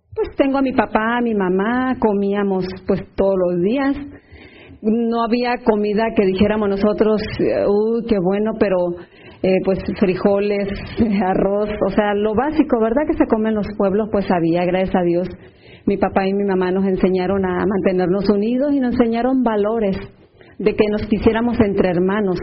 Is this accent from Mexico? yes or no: yes; Sinaloa, Mexico; Yo soy del estado de Sinaloa